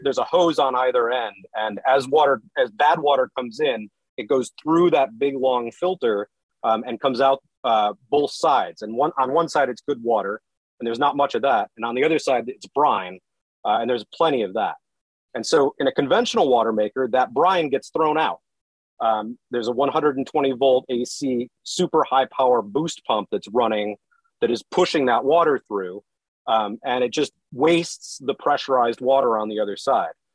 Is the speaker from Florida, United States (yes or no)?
no; San Francisco, California, United States; moved away; also born or lived in Tennessee / North Carolina; we're originally from San Francisco